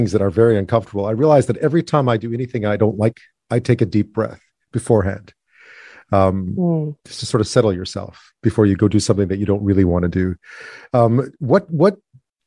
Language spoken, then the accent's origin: English; Montreal, Quebec, Canada; my neighborhood where I was growing up in Montreal